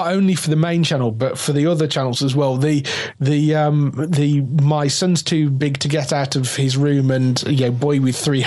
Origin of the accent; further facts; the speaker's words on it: England, United Kingdom; we're English.